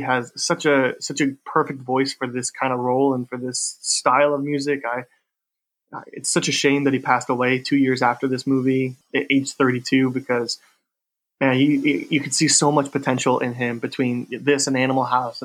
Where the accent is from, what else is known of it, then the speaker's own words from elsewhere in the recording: near Chicago, Illinois, United States; I grew up near Chicago.